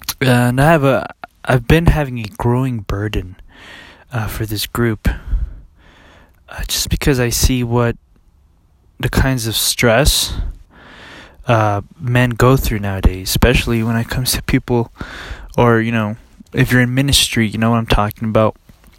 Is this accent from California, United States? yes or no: yes; California, United States; Okay, I grew up in, since I was 13, I grew up in California with my father.